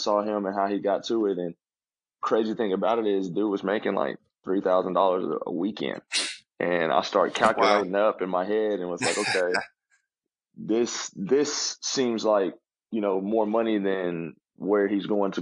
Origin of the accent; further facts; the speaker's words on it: Wichita, Kansas, United States; also born or lived in Oklahoma City, Oklahoma; I'm from Wichita, Kansas, born and raised